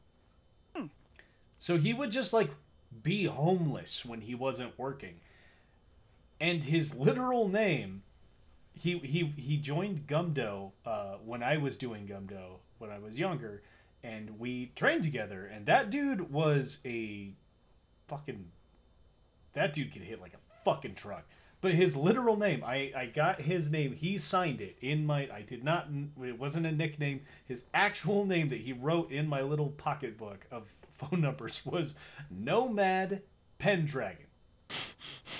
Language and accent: English; Pagosa Springs, Colorado, United States; when I was younger and growing up in Pagosa Springs